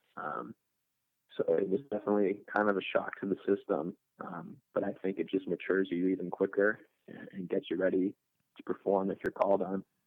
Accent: Rochester, New York, United States; moved away as an adult; now in Pittsburgh, United States; I'm from Rochester, New York

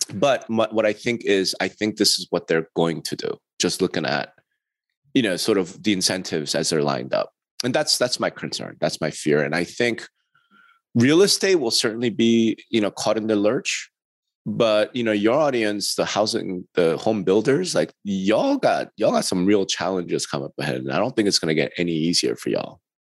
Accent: New York, United States; I'm from the East Side, baby. I'm from New York.

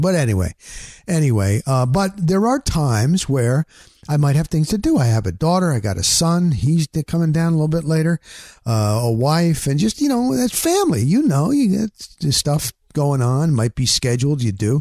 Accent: New Jersey, United States; moved away as an adult; also born or lived in Littleton, Colorado; now in Florida, United States; I grew up in New Jersey. I'm from the Northeast

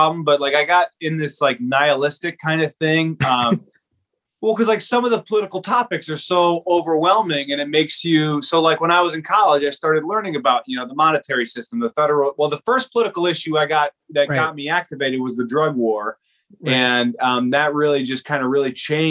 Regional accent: Naperville, Illinois, United States; moved away as an adult; also born or lived in Fairfield, Iowa; now in Van Buren County, Iowa, United States; I grew up in Naperville, Illinois

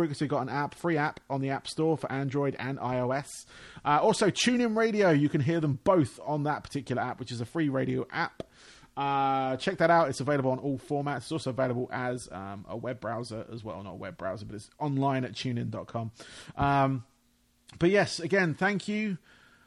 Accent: England, United Kingdom; accent: English; obviously you hear from my accent, I am English, from England

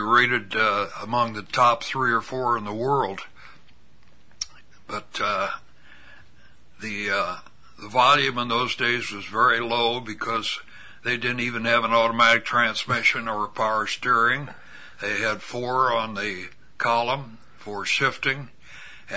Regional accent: Pekin, Illinois, United States; Born and raised

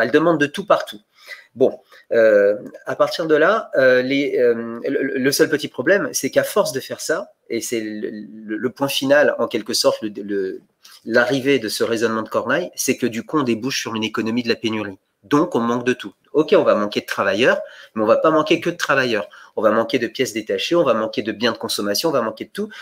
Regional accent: Bulgaria; moved away; je suis né en Bulgarie.

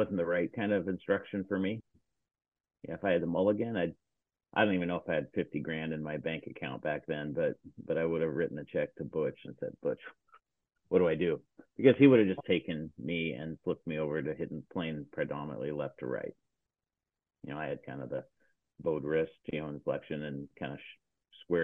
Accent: Seattle, Washington, United States; I grew up here in Seattle, Washington

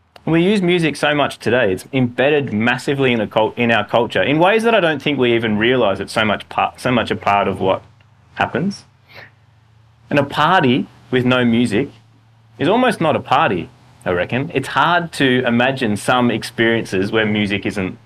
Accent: Australia; as Australian Western guys

